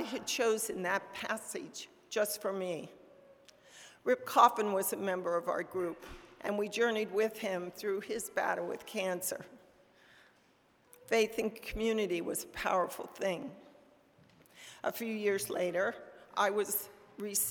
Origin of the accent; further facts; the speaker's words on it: Frostburg, Maryland, United States; I was born in Frostburg, a small town in western Maryland